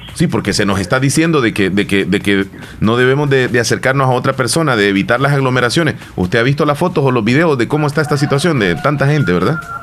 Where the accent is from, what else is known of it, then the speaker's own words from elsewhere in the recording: El Salvador; nosotros los salvadoreños